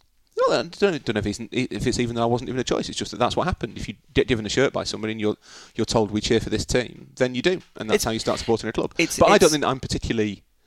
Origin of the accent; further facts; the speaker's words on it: United Kingdom; as British people we don't fall into this trap of presenting our country